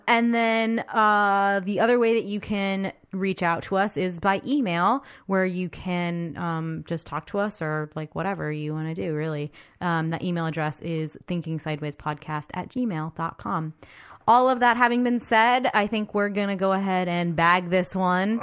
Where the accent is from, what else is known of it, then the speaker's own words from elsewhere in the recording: United States; as an American